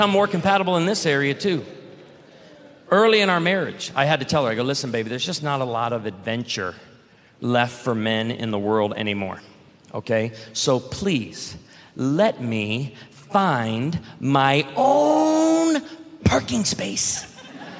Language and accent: English; Illinois, United States; I grew up in Illinois where we grew a lot of produce